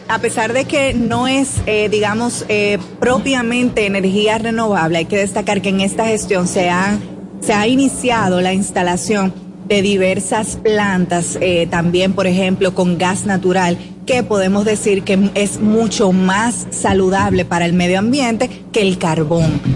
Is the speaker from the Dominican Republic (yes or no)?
yes; Dominican Republic; nosotros como República Dominicana seamos los anfitriones